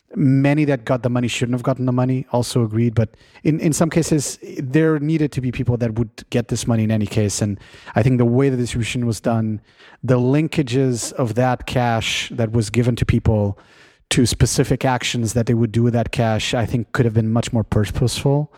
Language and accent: English; Portugal; now in California, United States; my home country of Portugal